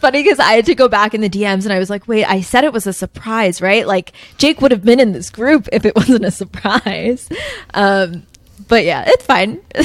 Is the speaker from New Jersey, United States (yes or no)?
yes; New Jersey, United States; moved away; I grew up in New Jersey, like suburban